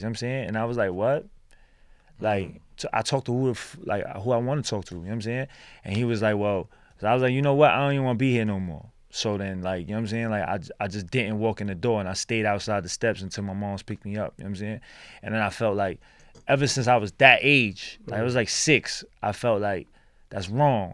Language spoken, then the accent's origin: English; New York City, New York, United States; also born or lived in Brooklyn / Chinatown, New York City; I was born in Brooklyn, born and raised in Lower East Side